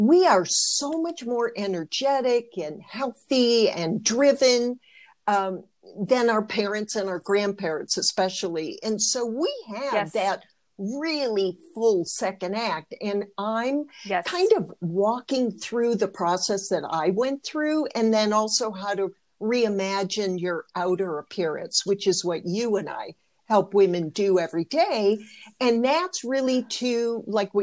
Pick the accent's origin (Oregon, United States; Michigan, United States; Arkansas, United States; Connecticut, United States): Michigan, United States; I was raised in Michigan